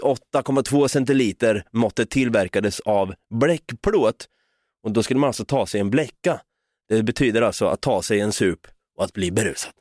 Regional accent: Norrköping, Östergötland, Sweden; accent: östgötska; vi är från Norrköping

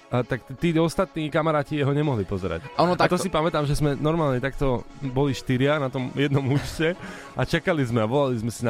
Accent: eastern Slovakia, Slovakia; Ja som z východu

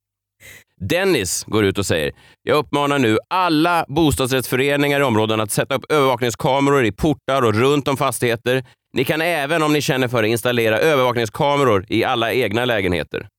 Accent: Stockholm, Stockholm County, Sweden; jag är ju eh, född och uppvuxen i Vasastan i Stockholm

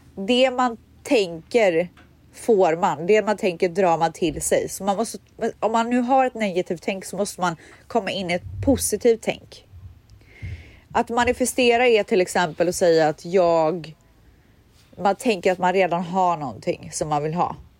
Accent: Borås, Västra Götaland, Sweden; moved away; Borås där jag kommer ifrån

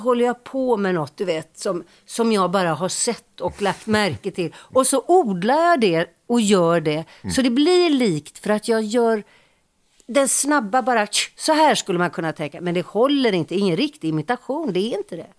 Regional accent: Gothenburg, Västra Götaland, Sweden; vi är från Göteborg

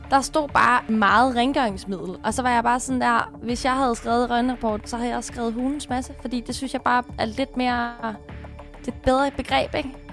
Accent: Sorø, Zealand, Denmark; Jeg kommer fra Sorø

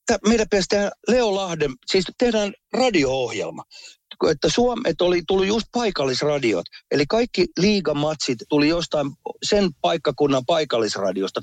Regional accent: Helsinki, Uusimaa, Finland; moved away as an adult; also born or lived in United States

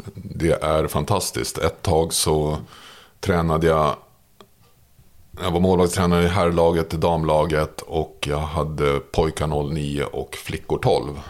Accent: Märsta, Stockholm County, Sweden; jag växte upp i Märsta

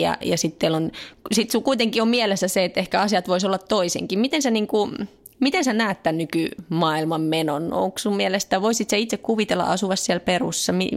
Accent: Finland; now in France; mä oon Suomesta

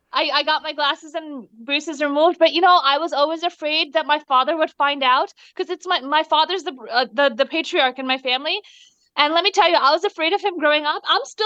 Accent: New Jersey, United States; You know, growing up, I was raised in Jersey, New Jersey, on the east coast of the United States of America, but raised as if I was in India. So at home, it was the Indian culture.

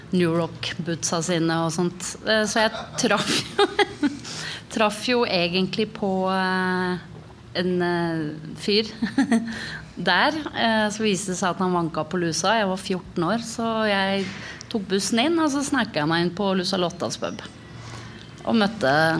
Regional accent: Oslo, Norway; Jeg vokste opp på Tveita.

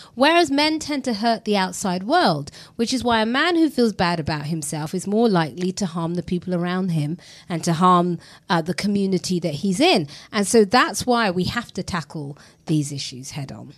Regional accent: London, United Kingdom; I was raised in a very multicultural area. I grew up in East London.

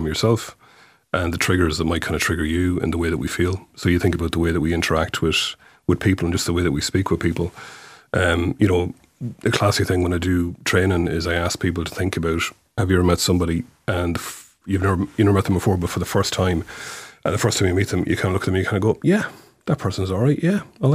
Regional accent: Mayo, Connacht, Ireland; moved away as an adult; also born or lived in London / New York; I grew up in Mayo

